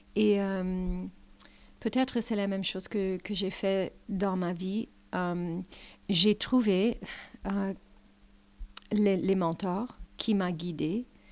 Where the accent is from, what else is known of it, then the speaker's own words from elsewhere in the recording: Canada; French is a second language; je suis canadienne de la nature